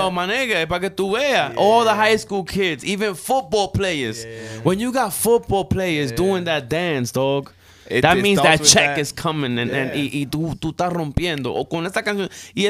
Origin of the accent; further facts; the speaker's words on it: New York City, New York, United States; also born or lived in Puerto Rico; I was born in Puerto Rico. I came from Puerto Rico to Jamaica, Queens, when I was 3 years old. So I was the only Dominican Puerto Rican there in Jamaica, Queens, nigga. I lived in the hood, like the hood